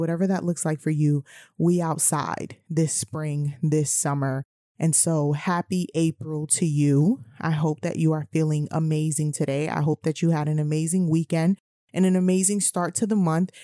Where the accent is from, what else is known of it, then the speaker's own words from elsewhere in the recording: New York City, New York, United States; I'm from New York City